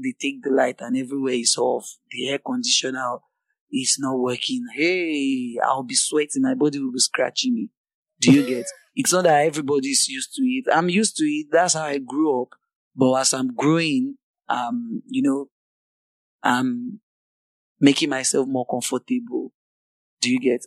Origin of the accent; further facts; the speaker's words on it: Nigeria; I'm from Nigeria